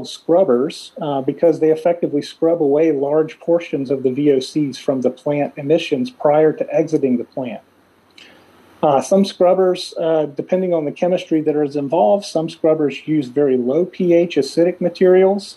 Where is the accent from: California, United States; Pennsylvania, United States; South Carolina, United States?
South Carolina, United States; in Ward, South Carolina, in my home state